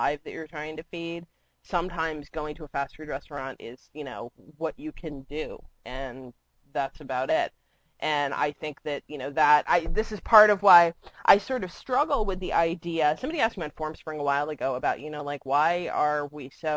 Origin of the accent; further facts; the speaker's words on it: Florida, United States; moved away; I grew up with them in Florida